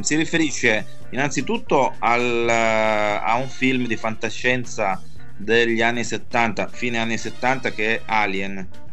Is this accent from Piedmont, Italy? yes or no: no; Milan, Lombardy, Italy; sono di Milano